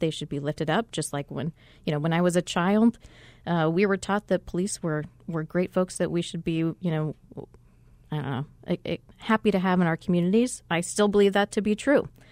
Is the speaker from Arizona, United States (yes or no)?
yes; Arizona, United States; also born or lived in New Mexico / Texas; I was born in New Mexico, but my family moved to Arizona when I was seven